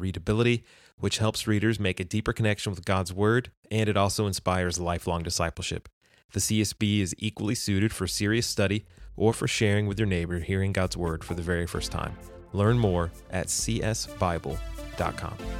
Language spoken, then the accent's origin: English; Texas, United States; also born or lived in Houston; I'm from Texas